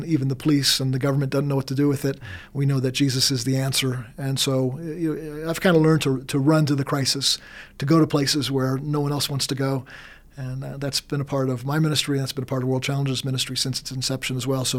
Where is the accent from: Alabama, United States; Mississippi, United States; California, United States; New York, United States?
New York, United States; moved away as an adult; now in Colorado, United States; I grew up in New York